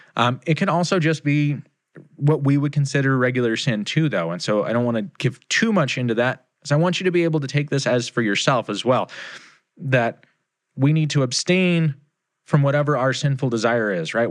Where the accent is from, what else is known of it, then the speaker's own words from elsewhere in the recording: United States; here in America, I am a kingdom believer, right? I am a Christian before I am an American